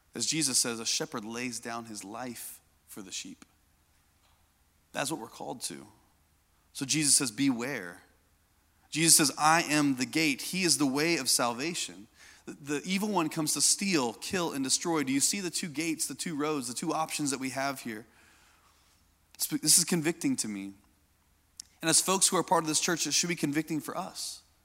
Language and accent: English; Indiana, United States; I grew up in Indiana.